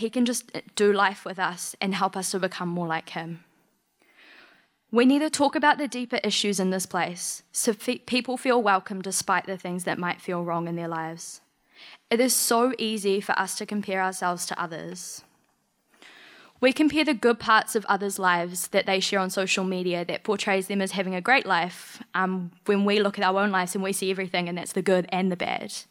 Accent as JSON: {"language": "English", "town": "Macedon", "region": "Victoria", "country": "Australia", "tie": "born there", "said": "Okay, I was originally born in Macedon"}